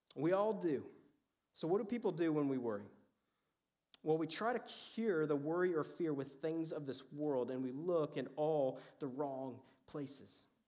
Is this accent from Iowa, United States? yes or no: yes; Cedar Falls, Iowa, United States; I was born and raised in Iowa